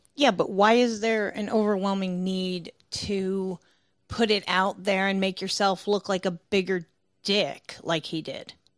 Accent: the North, Northern United States, United States; I'm from the North.

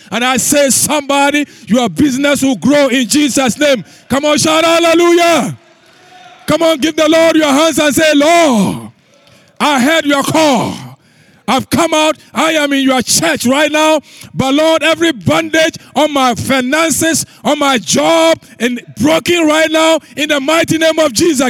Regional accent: Ghana; moved away as an adult; now in United States; I grew up in the, in the bush. I left university. Pastor Tom had been to my home in Ghana.

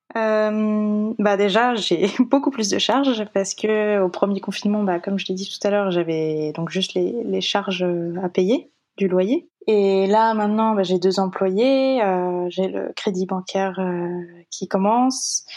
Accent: France; also born or lived in Japan; j'ai quand même passé la majorité de mon enfance en France

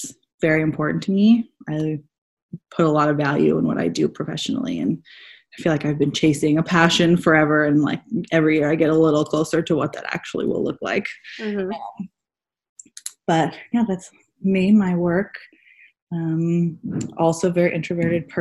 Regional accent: San Diego, California, United States; also born or lived in Washington, D.C.; I'm born and raised in San Diego, and I live back in San Diego now

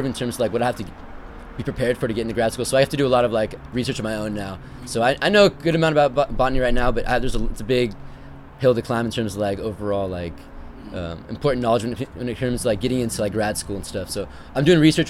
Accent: Livermore, California, United States; moved away as an adult; also born or lived in Redondo Beach, California; now in Riverside, United States; My hometown, Livermore. I'm from the East Bay, so like I live like 30 to 40 minutes from San Francisco

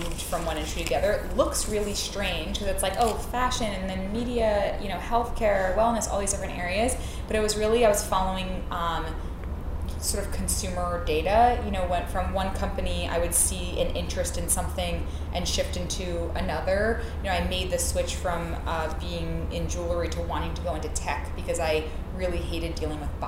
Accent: New York City, New York, United States; I grew up in Queens, so I'm from New York

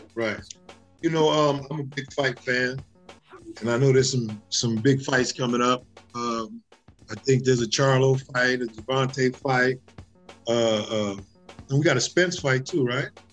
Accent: New York City, New York, United States; now in Los Angeles, United States; I'm from the Bronx. I, I I'm I'm a project kid, but our family put a premium on education

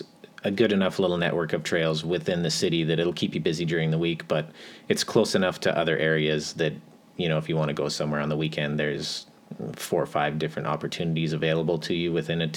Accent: Red Deer, Alberta, Canada; I was born and raised in Red Deer, but as a family entity, we've been living here since 2008.

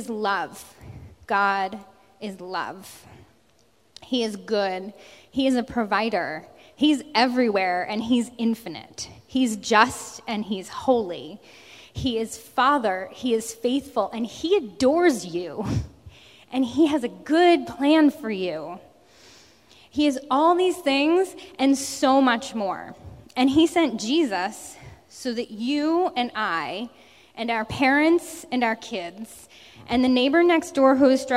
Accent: New Jersey, United States; moved away as an adult; now in Massachusetts, United States; I grew up in South Jersey

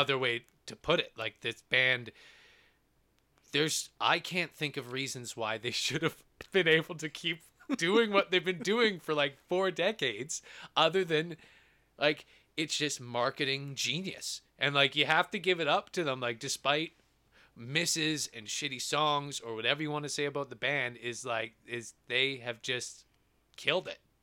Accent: Edmonton, Alberta, Canada; we're from Edmonton in Alberta, Canada

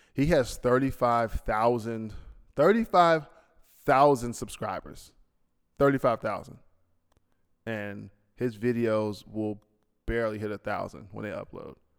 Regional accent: United States; now in Bahrain; I'm an American

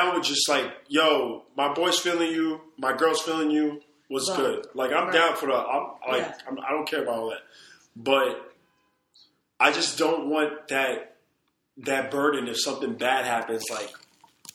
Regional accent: New York City, New York, United States; I grew up here. I grew up in Brooklyn

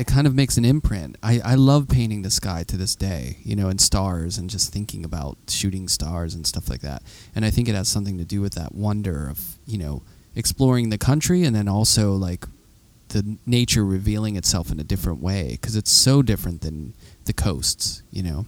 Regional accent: Pittsburgh, Pennsylvania, United States; I'm from Pittsburgh, and we that's like the vernacular we say. Yeah. I grew up next to Chartier's Creek

